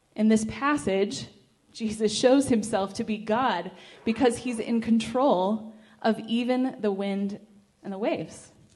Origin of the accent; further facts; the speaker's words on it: California, United States; I'm from California